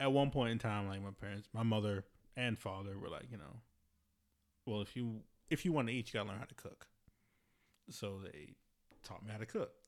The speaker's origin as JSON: {"language": "English", "town": "Baltimore", "region": "Maryland", "country": "United States", "tie": "born or raised there", "said": "I grew up in Baltimore City"}